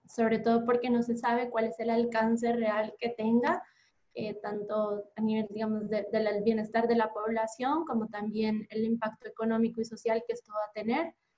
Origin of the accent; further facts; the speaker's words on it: Bogotá, Colombia; moved away as an adult; now in Buenos Aires, Argentina; soy colombiana de Bogotá. Creo que en el acento se nota.